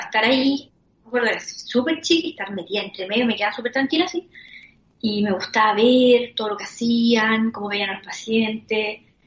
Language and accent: Spanish; Concepción, Biobío, Chile; now in Santiago, Chile; soy de Concepción, nací allá y me vine a Santiago cuando mi papá se vino a trabajar a Santiago.